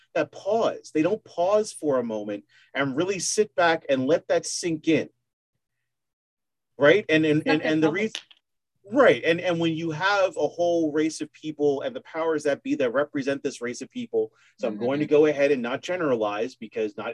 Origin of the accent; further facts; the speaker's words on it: United States; I'm an American